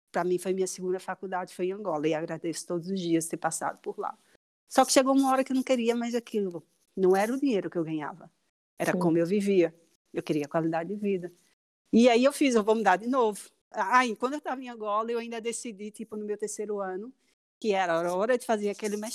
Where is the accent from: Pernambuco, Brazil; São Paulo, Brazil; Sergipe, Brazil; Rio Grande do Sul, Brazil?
Sergipe, Brazil; Aracaju; moved away as an adult; primeiro eu sou de Aracaju e me formei em design. E hum, com um ano de formada eu fui para o Rio para começar na PUC um mestrado em design.